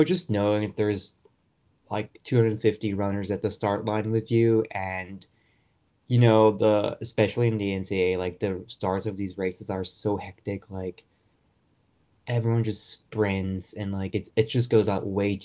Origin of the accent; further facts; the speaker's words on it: Germany; moved away as an adult; I was born and raised in Germany